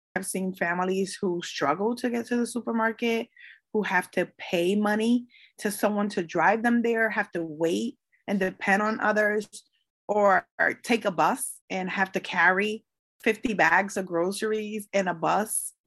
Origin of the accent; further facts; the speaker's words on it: Hartford, Connecticut, United States; I am born and raised in the north end of Hartford in the Clay Arsenal neighborhood